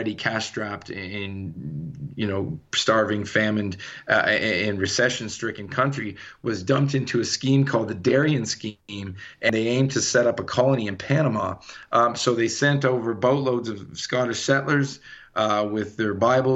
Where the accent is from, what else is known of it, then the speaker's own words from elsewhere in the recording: Canada; moved away as an adult; now in Colorado, United States; I'm born and raised in Canada. I've been in Colorado for about 8 years.